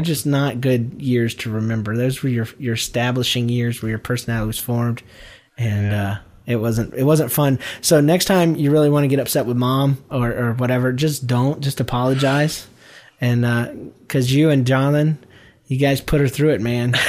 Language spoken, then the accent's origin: English; Georgia, United States; We're all from Georgia